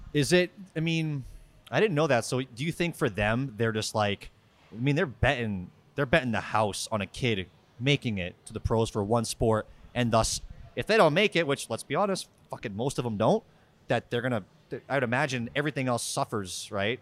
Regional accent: Worcester, Massachusetts, United States; I'm from Worcester.

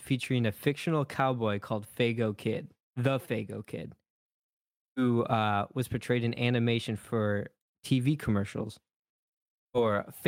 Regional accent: Michigan, United States; I'm from Michigan.

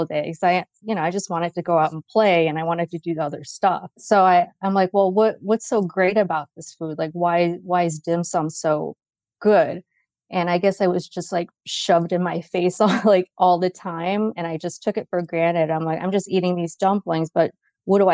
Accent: Rochester, New York, United States; also born or lived in California; now in Atlanta, United States; I was born and raised in Rochester, New York

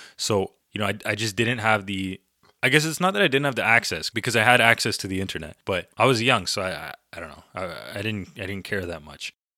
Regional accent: Canada; I'm, I'm Canadian

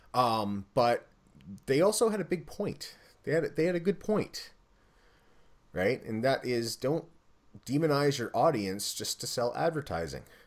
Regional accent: Canada; I'm Canadian

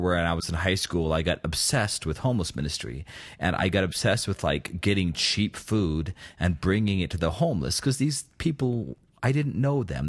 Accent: United States; I'm patriotic about being American

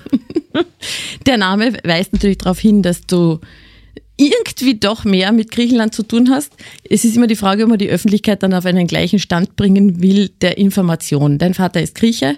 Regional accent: Carinthia, Austria; accent: Carinthian; now in Styria, Austria; Bei mir ist nach wie vor erkennbar, dass ich aus Kärnten, Kärnten komme.

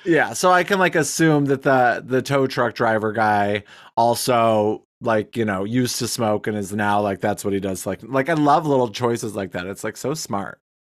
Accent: United States; also born or lived in Wyoming / Billings, Montana; now in Michigan, United States; I grew up in Wyoming, in Billings, Montana

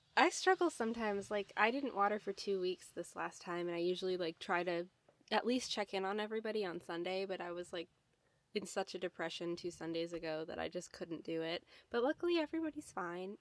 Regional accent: Midwest, United States; I'm from the Midwest

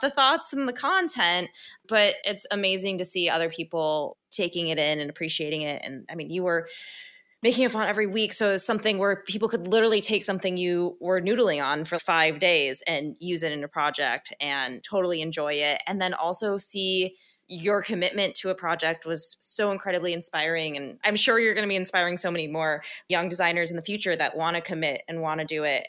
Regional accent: Midwest, United States; we're both from the Midwest

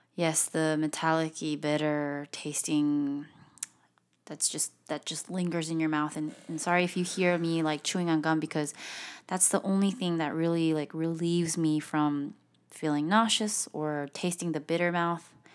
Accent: South Korea; I'm from Korea

